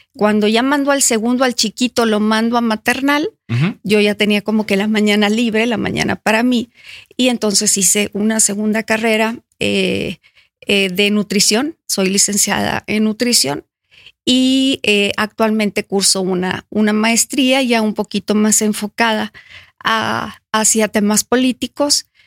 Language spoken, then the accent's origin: Spanish; Monterrey, Nuevo León, Mexico; nací en Monterrey, soy 100% regiomontana